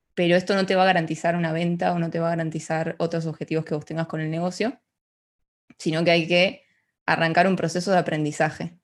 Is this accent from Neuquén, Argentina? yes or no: no; Ushuaia, Tierra del Fuego, Argentina; moved away as an adult; now in Buenos Aires, Argentina; yo crecí en Ushuaia, es una ciudad al sur de, de Argentina